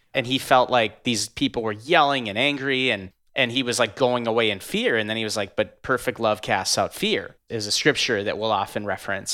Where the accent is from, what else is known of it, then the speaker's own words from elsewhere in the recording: North Dakota, United States; now in Minneapolis, United States; I'm from North Dakota, live in Minneapolis now